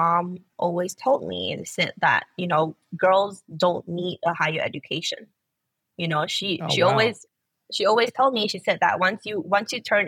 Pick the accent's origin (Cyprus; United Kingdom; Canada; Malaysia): Malaysia; I've always been in Malaysia.